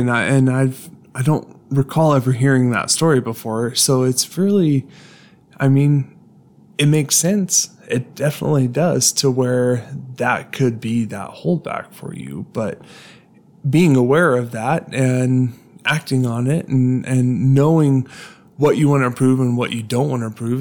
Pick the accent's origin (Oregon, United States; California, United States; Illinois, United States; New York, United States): California, United States; Long Beach; I was born in Long Beach